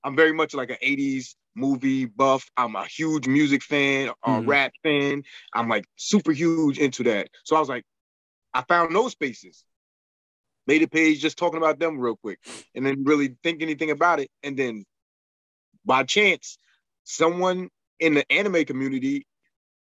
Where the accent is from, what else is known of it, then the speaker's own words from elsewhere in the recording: New York, United States; I'm very much from New York. I have my slang that I speak, or accent also